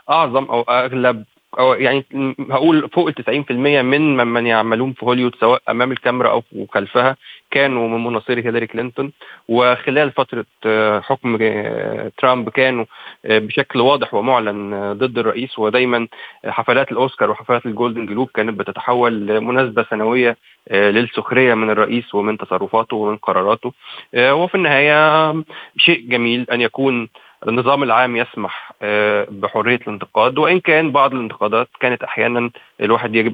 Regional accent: Egypt; انا مواطن مصري وانتمي للسينما المصريه

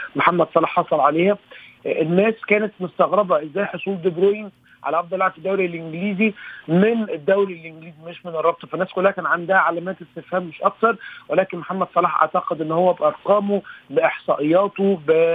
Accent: Egypt; كوني انا واحد مصري

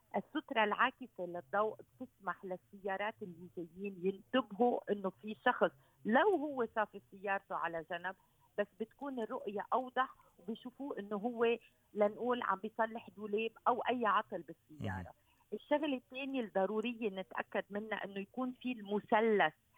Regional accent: Lebanon; عندنا بلبنان

